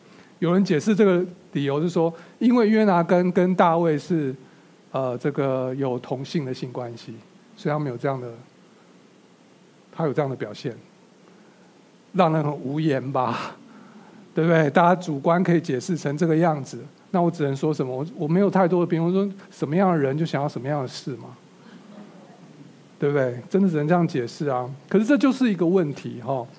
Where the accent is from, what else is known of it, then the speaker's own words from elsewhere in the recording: China; 我是一个中国人，我可以理解在这个犹太文化下发生的这些事情